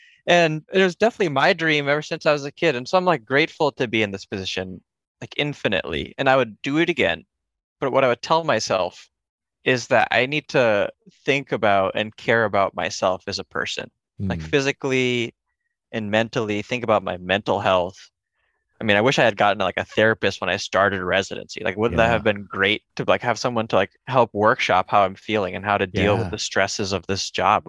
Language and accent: English; Connecticut, United States; also born or lived in India; I was born in India, but I came when I was a baby, came to Connecticut when I was a baby.